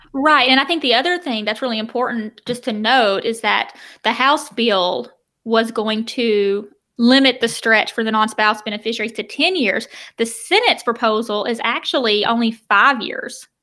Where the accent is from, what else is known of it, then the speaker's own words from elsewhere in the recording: the South, United States; I'm from the South